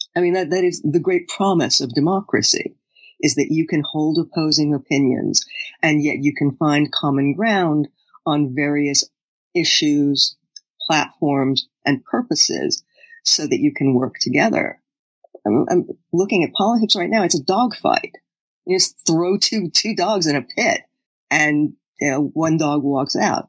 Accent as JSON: {"language": "English", "country": "United States", "said": "as an American"}